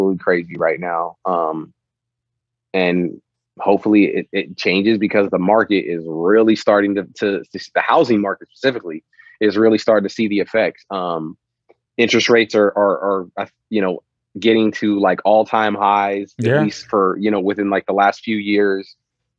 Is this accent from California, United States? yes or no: yes; South San Francisco, California, United States; moved away as an adult; now in Las Vegas, United States; I grew up in South San Francisco